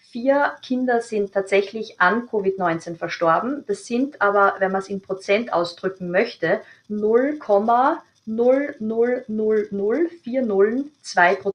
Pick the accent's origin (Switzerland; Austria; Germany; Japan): Austria; Also das ist bei uns in Österreich, sagt die STIKO, auch äh, ihre Meinung pro Impfung.